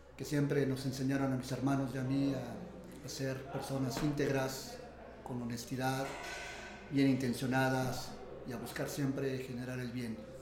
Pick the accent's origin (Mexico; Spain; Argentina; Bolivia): Mexico